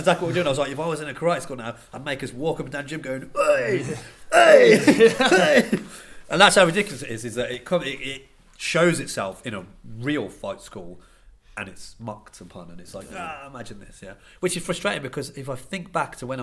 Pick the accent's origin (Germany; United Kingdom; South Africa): United Kingdom; Banbury, South East England; I am from Banbury